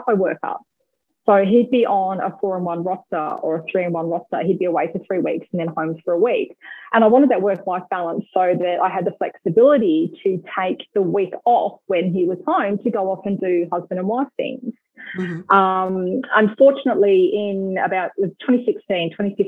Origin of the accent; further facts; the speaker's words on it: Corryong, Victoria, Australia; moved away as an adult; also born or lived in Western Australia; now in Albury-Wodonga, Australia; I am originally a farm girl. I grew up in Corryong on a beef cattle farm